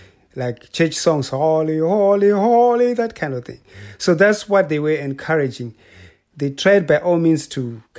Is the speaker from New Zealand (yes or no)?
no; Zimbabwe; moved away as an adult; also born or lived in Idaho / Edmonton; now in Massachusetts, United States; I'm from Zimbabwe.